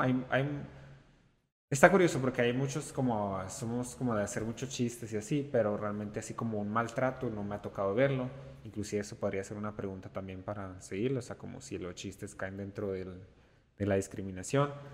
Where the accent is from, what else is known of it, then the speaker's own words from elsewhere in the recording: Mexico; soy pues completamente mexicano, como el mexicano tradicional